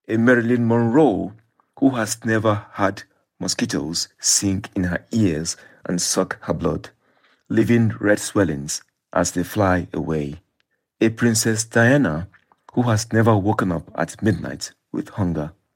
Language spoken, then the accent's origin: English; Nigeria; I was growing up in Nigeria